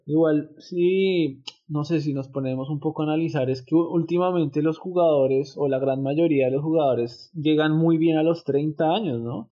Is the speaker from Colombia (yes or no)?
yes; Colombia; somos colombianos